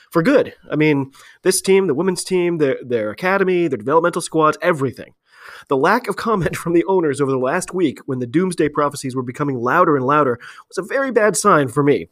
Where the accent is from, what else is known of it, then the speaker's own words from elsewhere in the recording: United States; I'm an American rugby fan